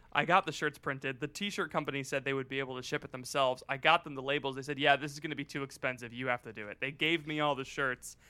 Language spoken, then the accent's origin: English; Florida, United States; My, uh, my hometown has an Air Force base. It's one of, like, the closest Air Force bases to Cuba